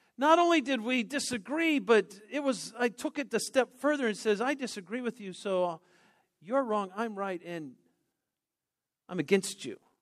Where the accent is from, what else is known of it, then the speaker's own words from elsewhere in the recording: Denver, Colorado, United States; I grew up in Denver